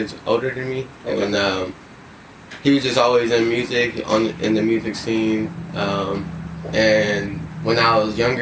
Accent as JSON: {"language": "English", "town": "San Diego", "region": "California", "country": "United States", "tie": "born or raised there", "also_born_or_lived": "Inland Empire, California / Marietta, Georgia / Atlanta, Georgia", "said": "I'm from San Diego, man. Born and raised out here in the Southeast."}